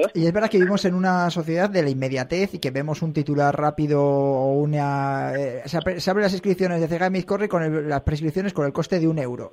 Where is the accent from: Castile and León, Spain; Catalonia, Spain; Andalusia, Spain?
Castile and León, Spain; a village 20-30 km from Sanabria; mi pueblo, de a 20, 30 kilómetros de allí